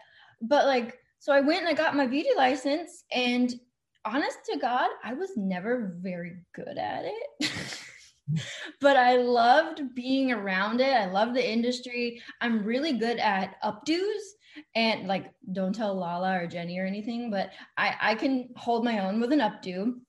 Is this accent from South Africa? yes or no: no; Texas, United States; accent: Texan; So I actually live outside of Dallas, Texas, and I hope you can't hear it too much because I've fought that accent my entire life.